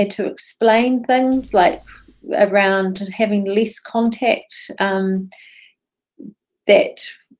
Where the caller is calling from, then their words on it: Dunedin, Otago, New Zealand; I'm connecting in from Okoho in Dunedin.